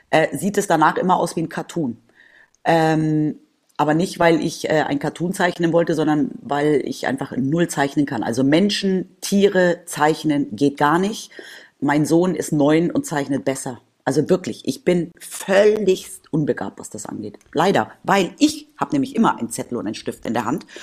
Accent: Spain; ich bin ja in Spanien aufgewachsen und das war für mich immer ein totales Highlight, weil meine Oma mir damals in Deutschland jede Woche Comics gekauft hat und mir einmal im Monat ein Päckchen nach Spanien geschickt hat

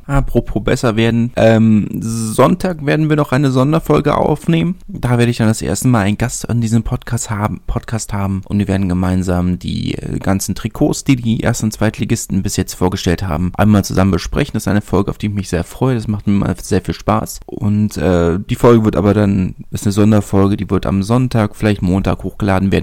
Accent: Berlin, Germany; als Berliner

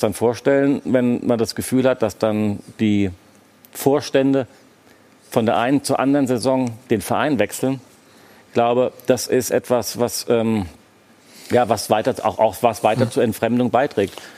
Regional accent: Frankfurt, Hesse, Germany; now in Berlin, Germany; Frankfurt ist meine Heimatstadt

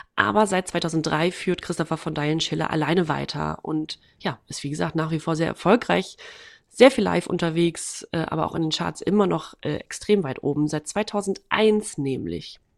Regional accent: Waren, Mecklenburg-Vorpommern, Germany; moved away; in meiner Heimatstadt. Äh, und da war gleichzeitig, das ist Waren-Müritz

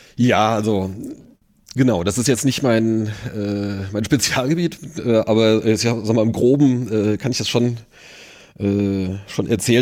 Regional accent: near Limburg, Hesse, Germany; moved away as an adult; now in Wiesbaden, Germany; aufgewachsen bin ich tatsächlich in der Nähe von Limburg

